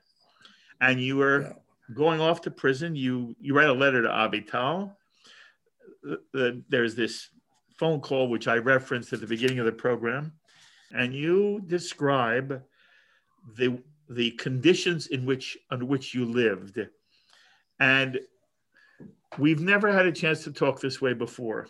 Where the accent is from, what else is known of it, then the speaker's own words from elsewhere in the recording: United States; I'm an American Jew